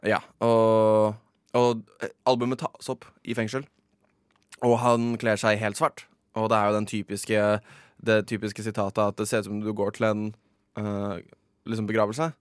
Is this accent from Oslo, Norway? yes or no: yes; Oslo, Norway; jeg er fra Oslo